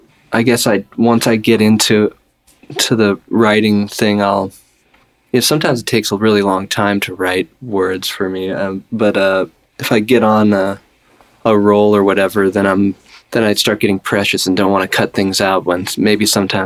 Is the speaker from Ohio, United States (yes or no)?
yes; Cleveland, Ohio, United States; moved away as an adult; now in New York, United States; Originally from Cleveland, Ohio